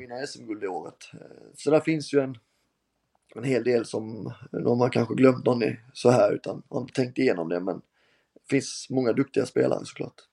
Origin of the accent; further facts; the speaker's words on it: Halmstad, Halland County, Sweden; also born or lived in Germany / Norrköping; när man gick som liten grabb på Örnsvall och tittade på, på HBK mot alla möjliga lag